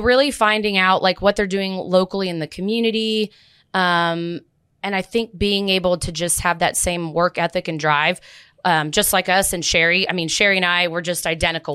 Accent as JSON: {"language": "English", "town": "Plano", "region": "Texas", "country": "United States", "tie": "born or raised there", "also_born_or_lived": "Dallas, Texas", "said": "I grew up in Plano and Dallas"}